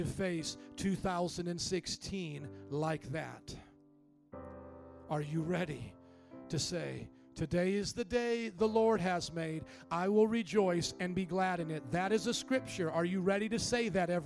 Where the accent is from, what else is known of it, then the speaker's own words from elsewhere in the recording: Indiana, United States; moved away as an adult; also born or lived in New Orleans, Louisiana; I was from the Midwest, very similar to Chicago culture, Indiana